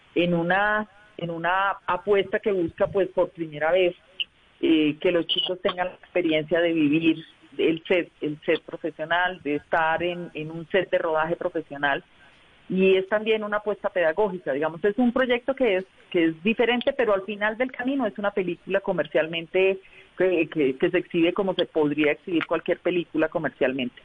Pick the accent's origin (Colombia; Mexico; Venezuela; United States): Colombia; Socorro, Santander; moved away as an adult; also born or lived in Bucaramanga; now in Bogotá, Colombia; yo soy de provincia, yo soy del Socorro Santander y mi familia vivía en Bucaramanga y yo me vine a Bogotá buscando la vida